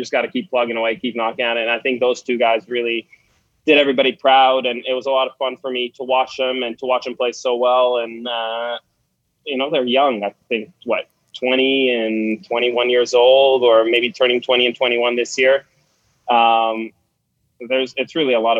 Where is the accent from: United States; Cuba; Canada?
Canada; as a Canadian